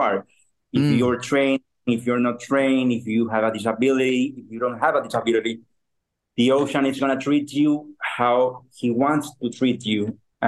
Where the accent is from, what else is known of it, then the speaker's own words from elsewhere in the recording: Guayaquil, Guayas, Ecuador; I'm from Ecuador. I was born in a city called Guayaquil